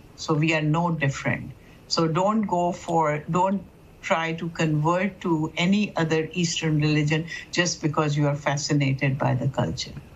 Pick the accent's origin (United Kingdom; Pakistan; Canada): Pakistan; now in Dearborn, United States; I would say that I come from Pakistan